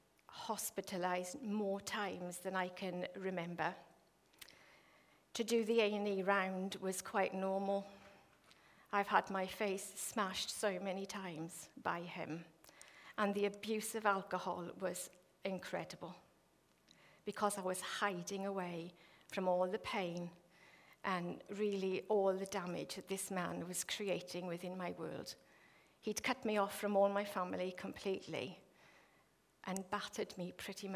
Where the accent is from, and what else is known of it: Wales, United Kingdom; moved away